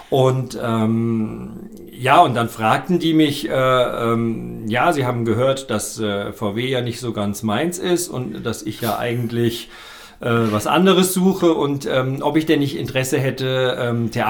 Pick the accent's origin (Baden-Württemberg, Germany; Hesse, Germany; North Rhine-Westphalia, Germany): Hesse, Germany; Kassel; Ich komme aus Kassel, genau.